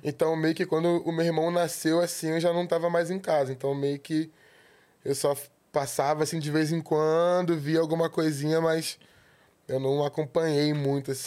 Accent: Rio de Janeiro, Brazil; eu nasci no centro do Rio

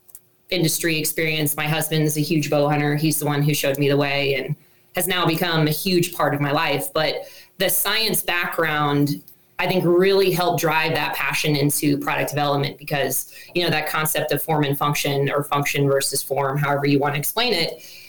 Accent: Columbus, Ohio, United States; moved away; so I grew up in Columbus, Ohio. I was a city gal who had zero experience hunting

